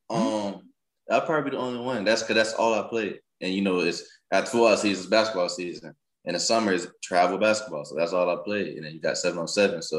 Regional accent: Jacksonville, Florida, United States; also born or lived in Montgomery, Alabama; All right, so I'm, I'm originally from Montgomery, Alabama. But the place I call my hometown is Jacksonville, Florida.

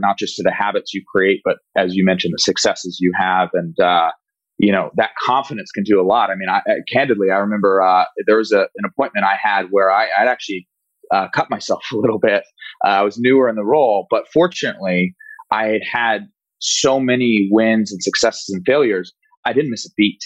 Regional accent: Walnut Creek, California, United States; my hometown of Walnut Creek, California

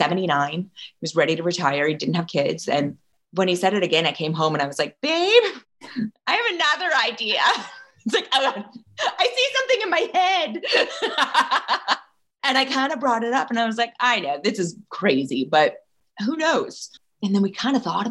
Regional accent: Ojai, California, United States; I grew up in Ojai and I worked in Ojai ice cream through high school

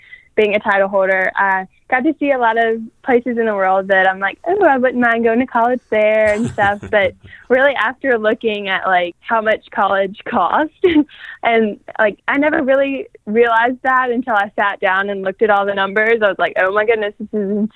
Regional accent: Louisiana, United States; now in Baton Rouge, United States; stay in Baton Rouge or around my hometown

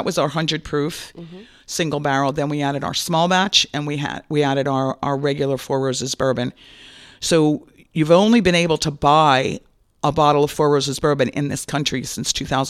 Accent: Rhode Island, United States; now in Florida, United States; everybody knows that I'm from Rhode Island, so I have to really kind of slow my roll when I came to Florida.

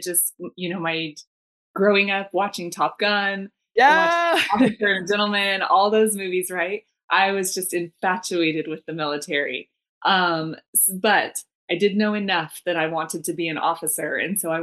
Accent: Arizona, United States; also born or lived in Washington, D.C.; born and raised in Arizona, I joined the military out of Arizona.

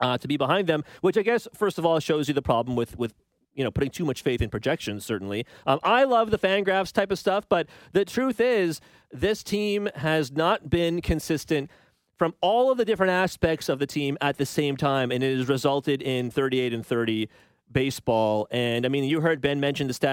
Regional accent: Toronto, Ontario, Canada; Scarborough, that's where I'm from

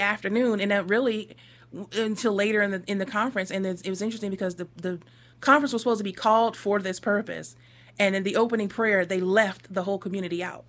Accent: Northeast, United States; I came from the Northeast.

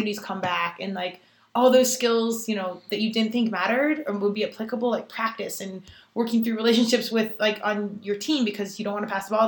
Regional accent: Colorado, United States; I'm from Colorado.

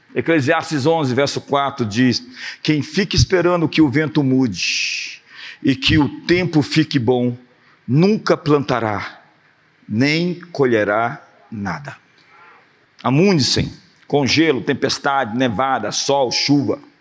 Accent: Brazil; nós somos brasileiros

